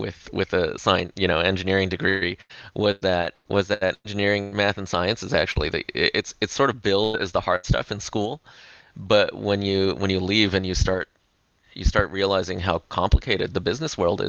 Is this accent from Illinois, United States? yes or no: no; Los Angeles, California, United States; moved away as an adult; also born or lived in Silicon Valley; moving back to my hometown of Los Angeles in 2014